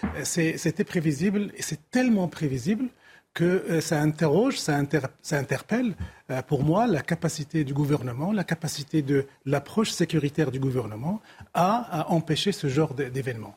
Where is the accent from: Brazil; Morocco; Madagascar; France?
Morocco; en tant que Marocain